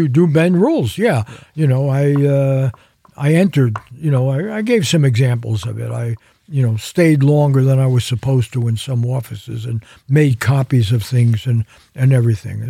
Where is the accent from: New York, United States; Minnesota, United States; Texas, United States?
New York, United States; now in California, United States; New York, my hometown